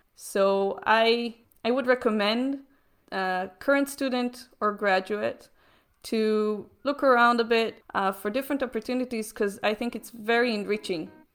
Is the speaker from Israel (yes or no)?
yes; Israel; I'm from Israel.